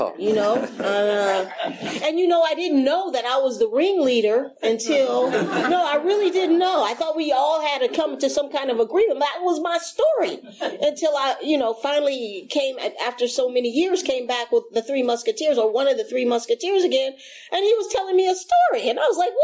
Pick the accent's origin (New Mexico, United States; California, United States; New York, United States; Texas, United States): California, United States; San Francisco; I grew up in San Francisco.